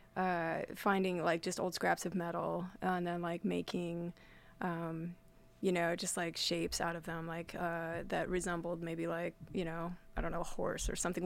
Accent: Winnemucca, Nevada, United States; now in Astoria, United States; growing up in Winnemucca

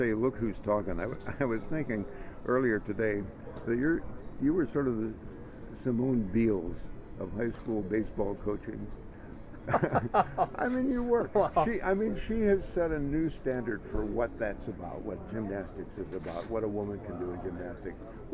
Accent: Chicago, Illinois, United States; I grew up in Chicago, rooting for the Cubs

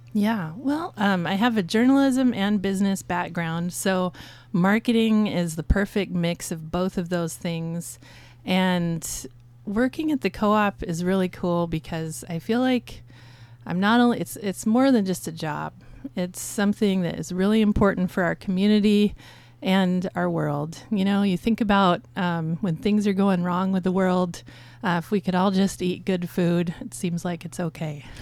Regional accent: Astoria, Oregon, United States; when I was growing up in Astoria, I used to hang out here at K M U N

